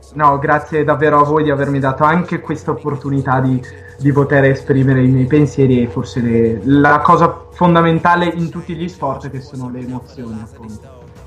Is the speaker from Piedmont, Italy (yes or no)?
no; Vicenza, Veneto, Italy; vengo da Vicenza e appunto c'è anche una tappa in Veneto, appunto sulle montagne di, di casa